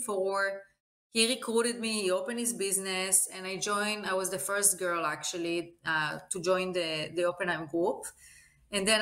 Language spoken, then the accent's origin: English; Eilat, Southern District, Israel; moved away as an adult; now in United States; I grew up in Israel in a beautiful city named Eilat, in next to the Jordan and Egypt border. And I lived in Israel until I was about 20